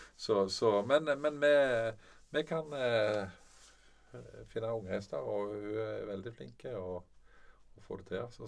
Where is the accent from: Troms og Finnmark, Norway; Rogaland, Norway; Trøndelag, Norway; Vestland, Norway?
Rogaland, Norway; Sola; also born or lived in Bærum; now in Jæren, Norway; Jeg er egentlig født i Bærum da vi vokste opp på Sola.